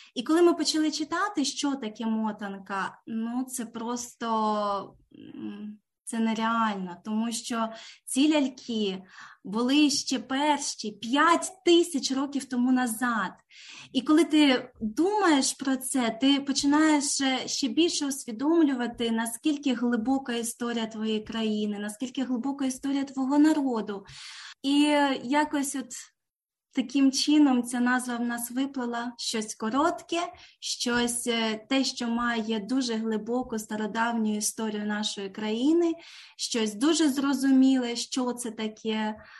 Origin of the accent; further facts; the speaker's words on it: Ukraine; moved away as an adult; now in Canberra, Australia; ми обидва з України